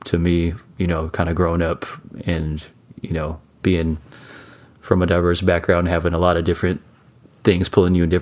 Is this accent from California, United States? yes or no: no; Seattle, Washington, United States; growing up in Seattle, so many different kinds of kids, so many different kinds of influences